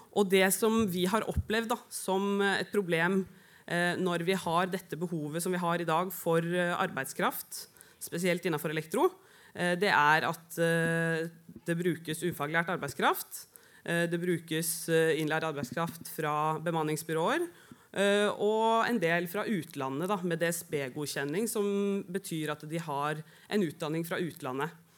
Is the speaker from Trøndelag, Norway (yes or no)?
no; Oslo, Norway; og er glad for at jeg ble født der. Har bodd på Grünerløkka og Vålerenga